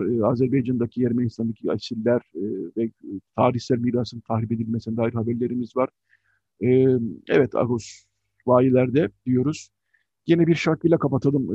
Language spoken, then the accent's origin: Turkish; Istanbul, Turkey; ben e, Şişli'de doğdum, büyüdüm